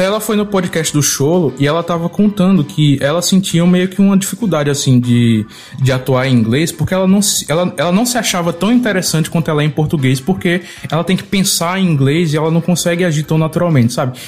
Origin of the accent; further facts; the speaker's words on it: Brazil; enquanto brasileiro